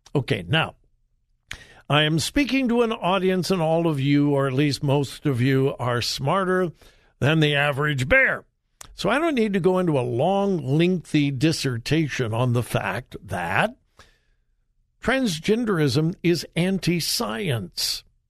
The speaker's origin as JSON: {"language": "English", "town": "Los Angeles", "region": "California", "country": "United States", "tie": "born or raised there", "moved": "yes", "lives_now": "Florida, United States", "said": "I was raised in Southern California in the LA area"}